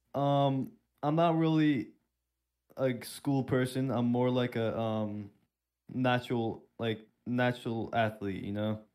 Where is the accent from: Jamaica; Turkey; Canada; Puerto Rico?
Turkey; now in Pennsylvania, United States; I'm originally from Turkey